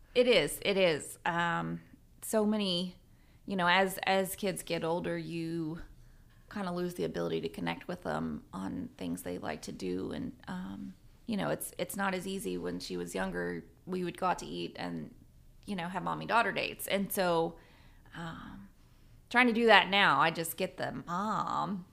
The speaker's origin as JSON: {"language": "English", "region": "Southern Virginia", "country": "United States", "tie": "born or raised there", "moved": "yes", "lives_now": "Guthrie, United States", "said": "I grew up in Southern Virginia."}